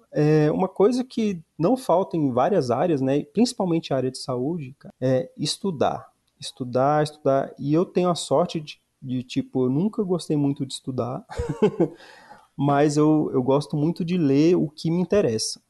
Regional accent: Ceilândia, Federal District, Brazil; eu sou cidadão ceilandense

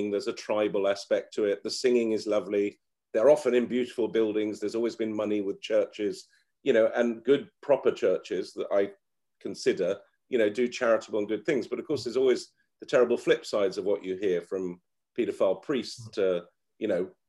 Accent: Lebanon; and really, my heroes when I was a kid, job wise, like growing up in Lebanon, were like foreign correspondents.

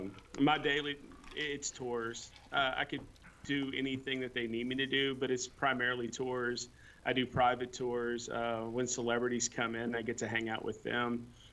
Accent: New Orleans, Louisiana, United States; born there; moved away; I was born south in New Orleans, Louisiana, moved up here in 1985.

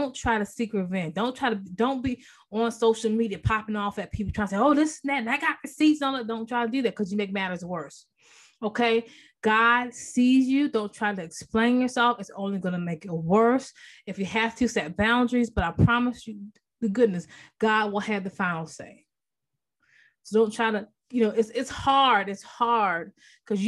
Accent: Maryland, United States; moved away as an adult; now in North Carolina, United States; I'm originally from Maryland. I've been in North Carolina about, you know, 14 years.

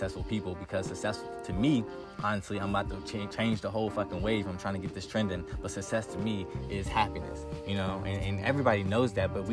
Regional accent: Virginia, United States; I'm not from DC, but I'm from the DMV, from Virginia, so it's just like, I feel like that's my hometown

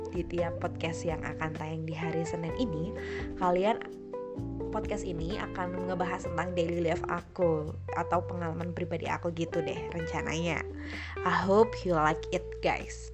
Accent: Pasuruan, East Java, Indonesia; di lingkungan rumahku emang anak SMP atau sampai SMA tuh ya wajib berkerudung gitu, berkerudung gitu guys karena ya pasuruan kota santri

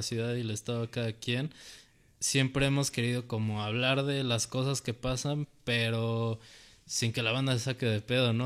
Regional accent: Mexico; a los mexicanos nos da pena decir que somos mexicanos

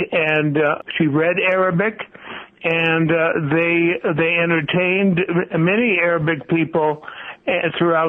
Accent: United States; I am Lebanese descent, and I was born in America

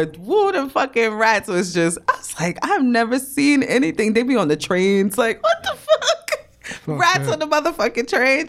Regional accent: New York City, New York, United States; moved away as an adult; now in Charlotte, United States; And I lived in, I grew up in New York.

